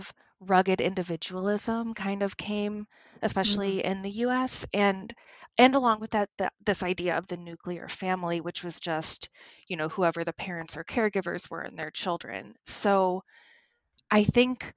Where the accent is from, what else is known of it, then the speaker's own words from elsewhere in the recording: Oswego, New York, United States; also born or lived in Boston; now in Minneapolis, United States; I grew up in upstate New York, a town called Oswego, so closer to Canada than New York City.